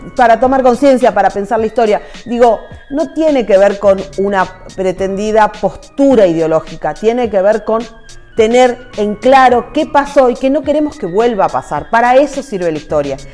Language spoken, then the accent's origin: Spanish; Salta, Argentina